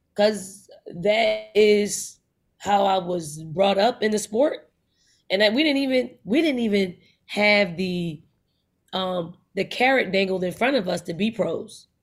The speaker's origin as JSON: {"language": "English", "town": "Philadelphia", "region": "Pennsylvania", "country": "United States", "tie": "born or raised there", "said": "I'm from North Philly, like, that's my foundation. Um, I, I grew up in the household, uh, being the youngest of five"}